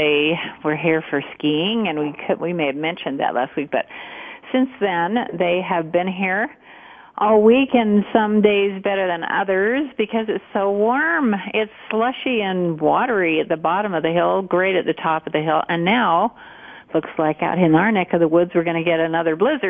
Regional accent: Montpelier, Idaho, United States; When I was growing up in Idaho, yeah.

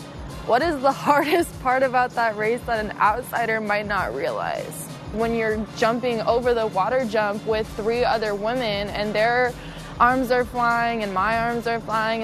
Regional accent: Broomfield, Colorado, United States; moved away; I'm from Broomfield, Colorado

